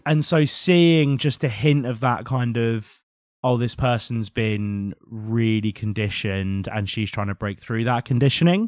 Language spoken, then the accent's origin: English; United Kingdom; a British person